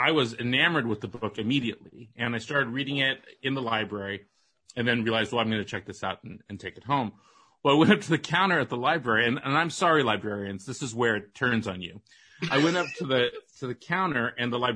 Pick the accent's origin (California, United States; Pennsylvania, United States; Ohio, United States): California, United States; Walnut Creek; I grew up in Walnut Creek, which is not far from Sonoma